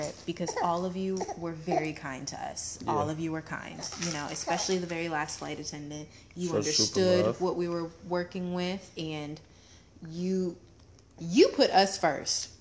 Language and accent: English; Arizona, United States; I'm Arizona